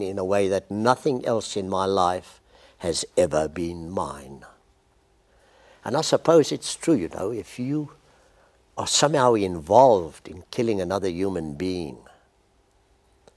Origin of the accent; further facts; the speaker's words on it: Port Elizabeth, Eastern Cape, South Africa; into my region, Port Elizabeth, the Eastern Cape, which I know very well.